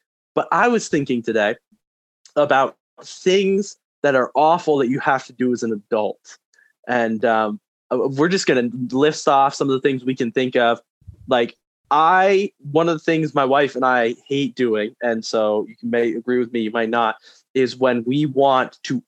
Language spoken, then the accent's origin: English; Vermont, United States; this one represents my home state.